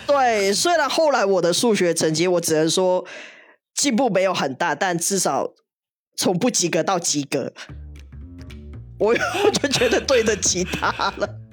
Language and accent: Chinese; Hong Kong; 我香港人念书是不会管到这一块